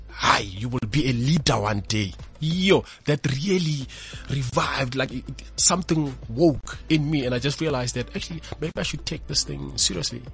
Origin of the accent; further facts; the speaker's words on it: Pretoria, Gauteng, South Africa; also born or lived in Limpopo; I was born in a rural village in Limpopo, even though I grew up in Pretoria in Mamelodi